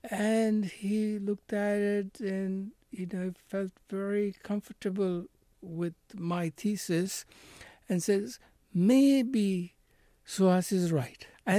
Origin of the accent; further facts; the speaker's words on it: India; I think, yes, they may have had doubts about my ability to run a company, you know, as an Indian.